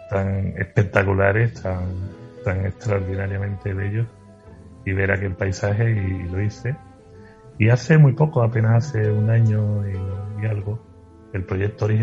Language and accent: Spanish; Andalusia, Spain; Me gusta mucho mi tierra y me conformo con, con dar un paseíto y tomarme una copita de manzanilla o una cerveza en cualquier lugar de aquí porque Andalucía es para comérsela y, y queda mucho por